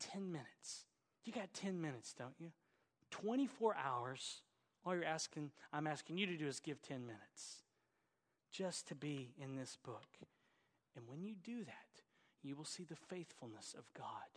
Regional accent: Oklahoma, United States; accent: Oklahoma; my Oklahoma accent

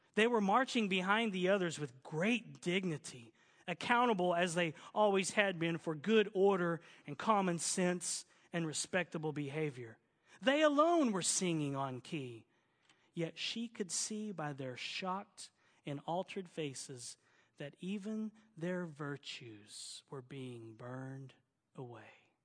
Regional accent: Oklahoma, United States; accent: southern; now in California, United States; my southern accent, y'all. I'm an Okie

